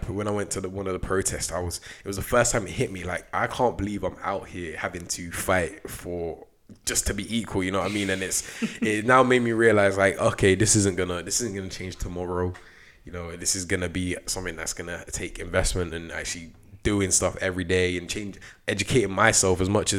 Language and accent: English; Coventry, West Midlands, United Kingdom; I was from Coventry